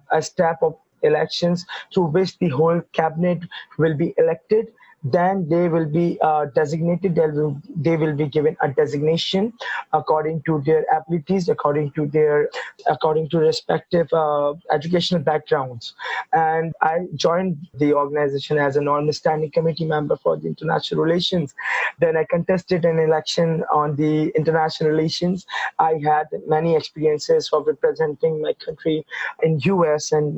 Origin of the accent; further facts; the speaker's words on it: Karachi, Sindh, Pakistan; I'm from Pakistan. My city is Karachi. I was born here, brought up here.